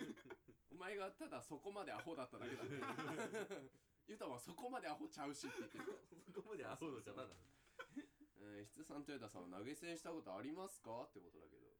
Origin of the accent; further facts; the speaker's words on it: Kanto, Japan; 俺ら関東人なんだからな